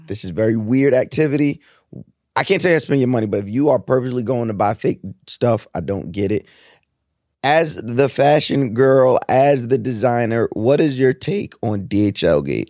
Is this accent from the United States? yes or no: yes; New York, United States; growing up in New York